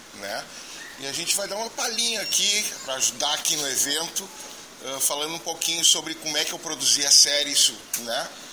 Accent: Getúlio Vargas, Rio Grande do Sul, Brazil; sou de Getúlio Vargas, no Rio Grande do Sul, no norte do Rio Grande do Sul

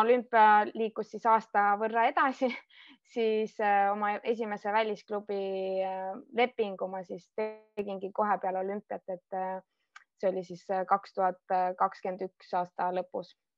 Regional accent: Estonia; moved away as an adult; ma kolisin Eestist ära ma võtsin küll oma koera ja abikaasa kaasa, aga ülejäänud pereelud ja kõik oma sõbrad ma pidin maha jätma

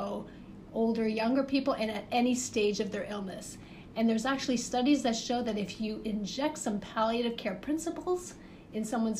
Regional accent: Toronto, Ontario, Canada; moved away; So I am from the Great North. I'm from Canada. So I grew up in the Toronto area.

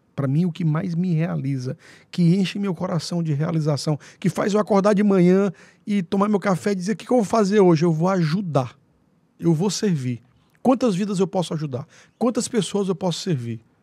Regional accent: Angical, South Zone of Teresina, Piauí, Brazil; Eu saí de Angical com 10 anos de idade, fui alfabetizado lá

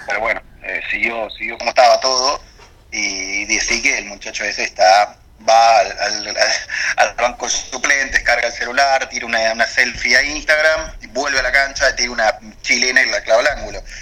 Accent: Argentina

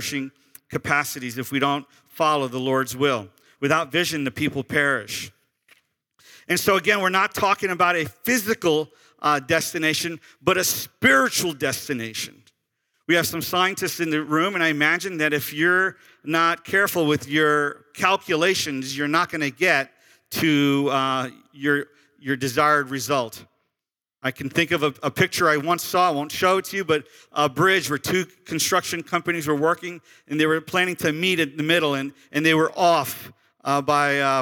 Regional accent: Sarasota, Florida, United States; I'm from Sarasota, which is a very rich county, very rich county

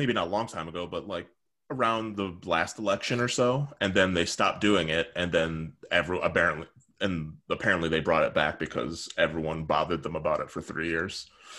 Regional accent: South India, India; if I go to the North, people know that I'm from the Southeast and they treat me differently.

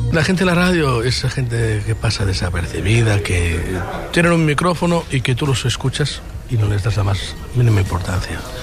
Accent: Barcelona, Catalonia, Spain; mi tierra

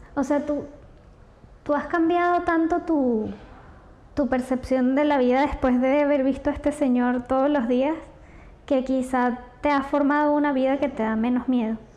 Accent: Venezuela; soy venezolana

